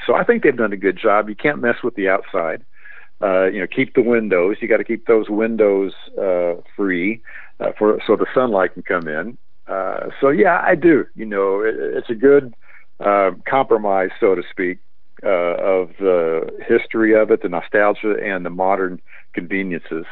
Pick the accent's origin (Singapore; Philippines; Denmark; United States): United States; Indianapolis, Indiana; just growing up in Indiana in Indianapolis